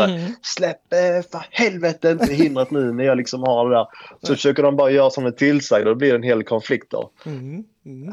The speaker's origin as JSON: {"language": "Swedish", "country": "Sweden", "moved": "as an adult", "lives_now": "United States", "said": "hemma i Sverige"}